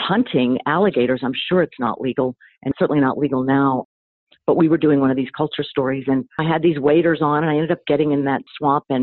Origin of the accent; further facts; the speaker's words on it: South Carolina, United States; moved away as an adult; also born or lived in Texas; I'm from South Carolina